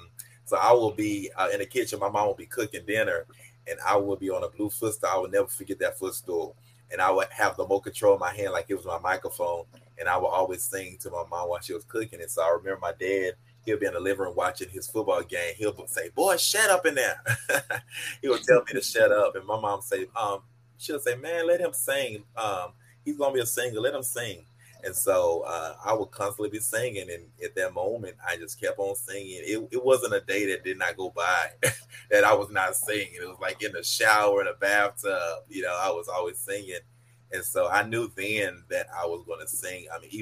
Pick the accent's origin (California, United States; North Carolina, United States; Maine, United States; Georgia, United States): Georgia, United States; Atlanta; also born or lived in Killeen, Texas; now in Texas, United States; lived in Killeen, Texas. But where I grew up at was in Atlanta, Georgia. That's where I spent most of my life, was in Atlanta.